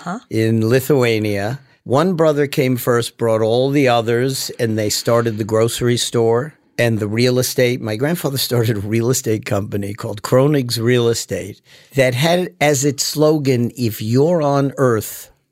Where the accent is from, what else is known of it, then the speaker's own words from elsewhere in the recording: Manhattan, New York, United States; born there; also born or lived in Teaneck, United States; I was born in Manhattan.